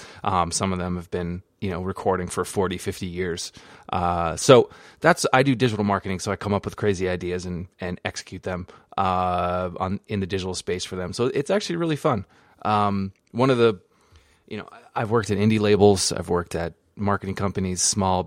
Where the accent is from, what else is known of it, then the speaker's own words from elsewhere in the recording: Jericho, Vermont, United States; moved away; I grew up in Jericho, right outside of Burlington